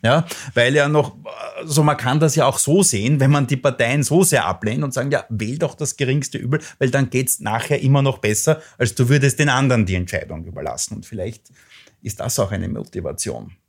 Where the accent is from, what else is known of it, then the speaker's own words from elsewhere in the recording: Lower Austria, Austria; also born or lived in England; in mein Heimatland schaue, nach Niederösterreich